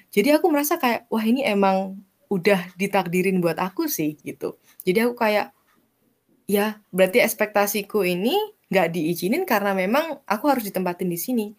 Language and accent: Indonesian; Banyuwangi, East Java, Indonesia; moved away; aku asalnya kampung aku kan di Banyuwangi, terus gak di hmm. Banyuwangi kotanya gitu, di suatu kecamatan yang cukup kecil